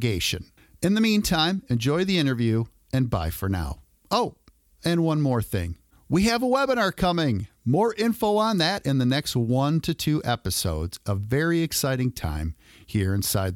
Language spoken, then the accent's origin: English; Royal Oak, Michigan, United States; I grew up just outside of Detroit, Michigan, in a little suburb called Royal Oak